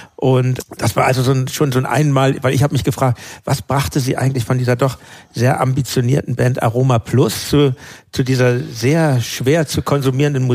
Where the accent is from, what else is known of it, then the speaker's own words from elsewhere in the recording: Hamburg, Germany; in Hamburg, wo ich lebte, wo ich aufgewachsen bin